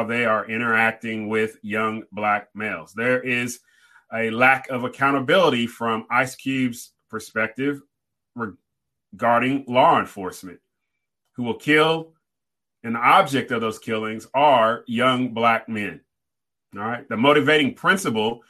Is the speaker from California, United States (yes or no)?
yes; Riverside, California, United States; I grew up in Southern California, Riverside, California, about 40 minutes from Los Angeles